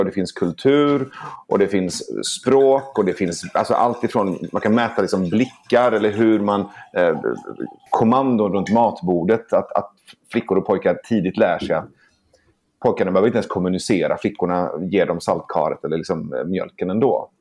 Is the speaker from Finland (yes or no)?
no; Iran; now in Sweden; jag kommer från Iran